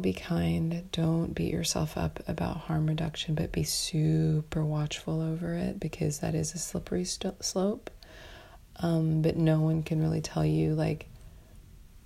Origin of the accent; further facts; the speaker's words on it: New York City, New York, United States; as a New Yorker